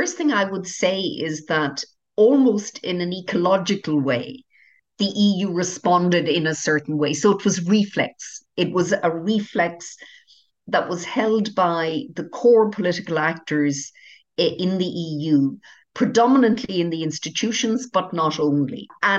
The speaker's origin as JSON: {"language": "English", "country": "Ireland", "said": "Secondly, I'm Irish, and of course, of the remaining member states, Ireland was most affected by the consequences and impact of Brexit than any other member state, bar none."}